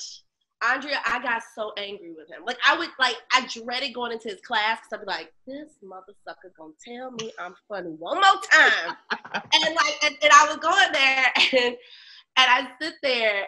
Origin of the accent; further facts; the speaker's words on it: Chicago, Illinois, United States; also born or lived in Los Angeles / Hampton, Virginia; I'm from Chicago, born on the South Side, raised in the North Suburbs.